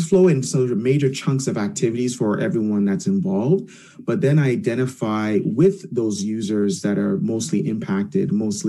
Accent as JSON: {"language": "English", "country": "Jamaica", "also_born_or_lived": "Canada", "said": "I'm Jamaican. I'm a Jamaican Canadian."}